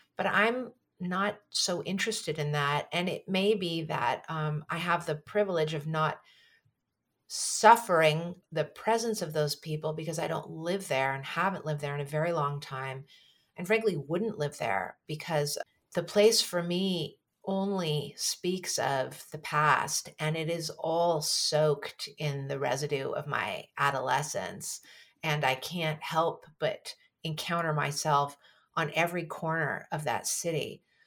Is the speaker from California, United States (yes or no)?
yes; San Francisco, California, United States; growing up in San Francisco